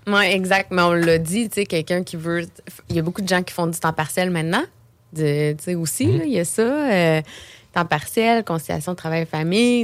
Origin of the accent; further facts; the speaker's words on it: Beauce, Quebec, Canada; moved away as an adult; now in Quebec City, Canada; je viens de la Beauce